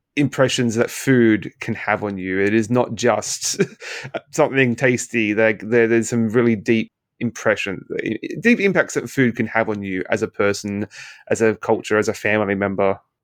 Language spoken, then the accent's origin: English; Australia; moved away as an adult; now in Canada; in Australia, where I, where I'm from